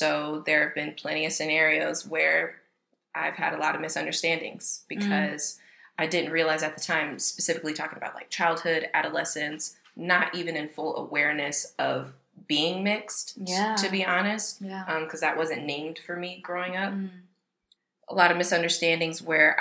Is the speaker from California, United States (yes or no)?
no; Detroit, Michigan, United States; moved away; I'm originally from Detroit, Michigan, born and raised.